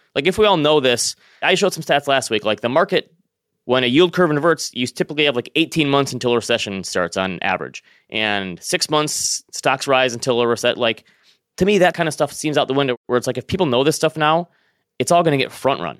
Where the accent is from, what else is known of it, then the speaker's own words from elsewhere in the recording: Northern Michigan, United States; moved away; I'm originally from Northern Michigan.